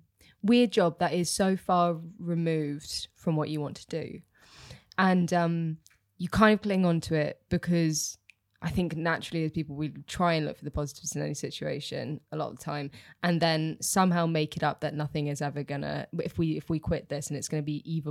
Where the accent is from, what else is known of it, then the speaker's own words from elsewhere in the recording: Bibury, South West England, United Kingdom; The Cotswolds.